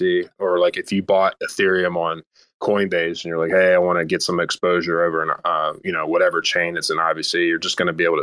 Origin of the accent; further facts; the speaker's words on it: United States; I'm too American for that.